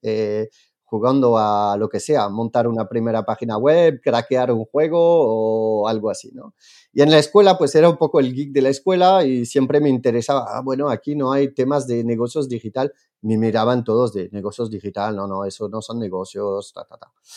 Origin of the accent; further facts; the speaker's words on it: France; Spanish is a second language; moved away; soy, soy francés.